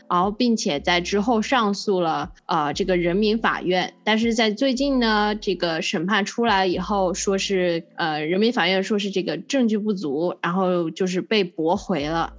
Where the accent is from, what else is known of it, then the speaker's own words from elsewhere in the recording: China; 因为我们呢是作为中国人